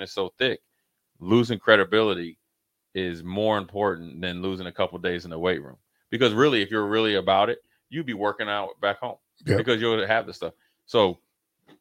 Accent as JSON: {"language": "English", "region": "Minnesota", "country": "United States", "also_born_or_lived": "Nebraska", "moved": "as an adult", "said": "I came from Minnesota."}